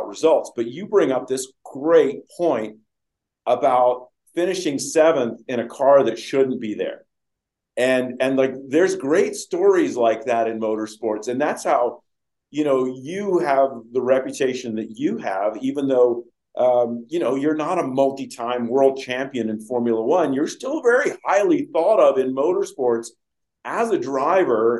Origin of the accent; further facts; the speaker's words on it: England, United Kingdom; moved away; when I grew up in England